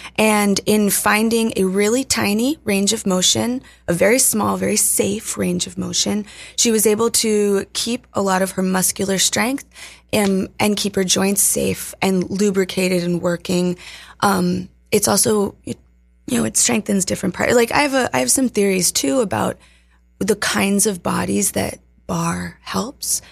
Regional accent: Virginia, United States; moved away; also born or lived in Colorado; I grew up in Virginia in the sticks, in the mountains

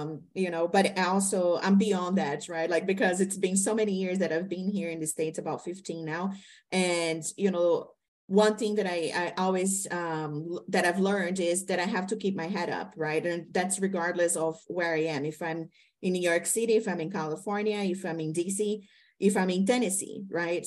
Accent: Brazil; moved away; being a Latino woman, right? I'm from Brazil

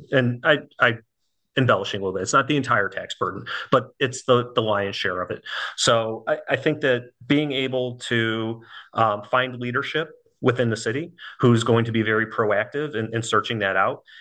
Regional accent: Buffalo Grove, Illinois, United States; moved away as an adult; now in Florida, United States; I'm born and raised in the Chicago area. I'm from Buffalo Grove

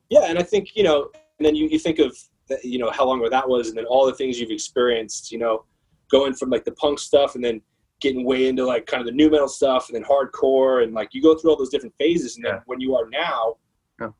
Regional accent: Phoenix, Arizona, United States; moved away as an adult; now in New York, United States; I'm from Phoenix. I was born in Phoenix

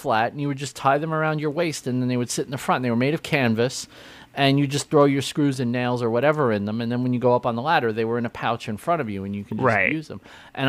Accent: New York City, New York, United States; when I grew up in Canarsie, Brooklyn

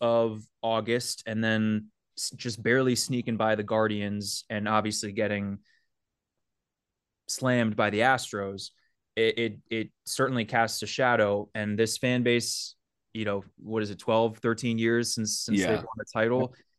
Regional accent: Manhattan, New York, United States; I was public school all the way through growing up in Manhattan

